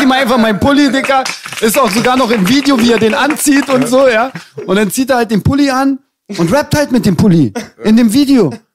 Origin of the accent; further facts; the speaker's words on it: Berlin, Germany; ich als Berliner